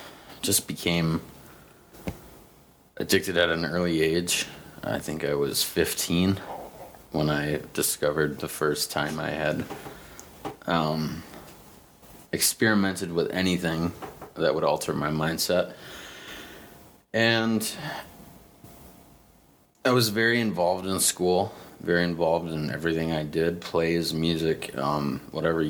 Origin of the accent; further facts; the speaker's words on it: St. James, Minnesota, United States; moved away; also born or lived in Huntington Beach, California; I am from St. James, Minnesota. Lived in Huntington Beach, California for 5 years.